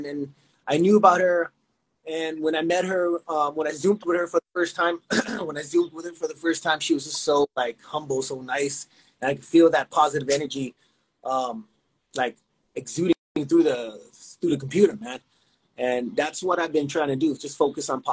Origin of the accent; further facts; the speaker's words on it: California, United States; also born or lived in Houston, Texas; I was born in Houston. And then I come over here to California at like early age